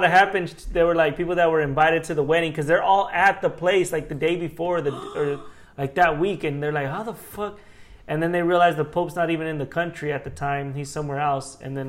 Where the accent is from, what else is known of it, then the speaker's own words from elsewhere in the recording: Haiti; like, where the, who the fuck, I'm from Haiti.